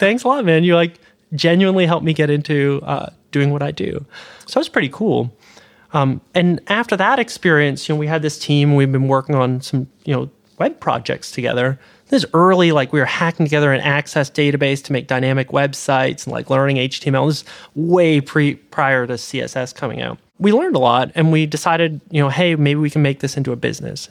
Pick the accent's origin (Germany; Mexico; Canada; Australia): Canada; moved away as an adult; now in California, United States; I'm a Canadian citizen.